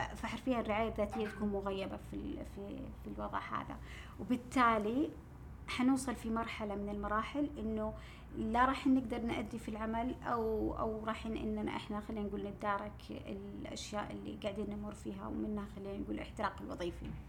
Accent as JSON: {"language": "Arabic", "country": "Saudi Arabia", "said": "عندنا في السعوديه"}